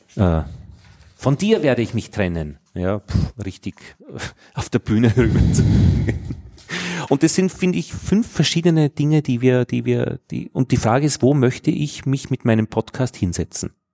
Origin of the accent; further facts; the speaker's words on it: Innviertel, Upper Austria, Austria; accent: Innviertel dialect; einem direkt sprechenden Inviertler in meinem Fall